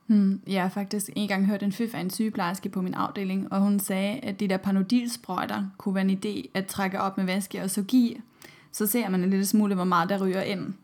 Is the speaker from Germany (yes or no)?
yes; Germany; Danish is a second language; now in Denmark; I Tyskland, hvor jeg kommer fra